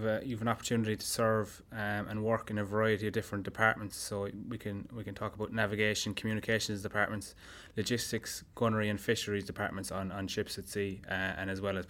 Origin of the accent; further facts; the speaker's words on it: Limerick, Munster, Ireland; moved away; I'm Limerick originally.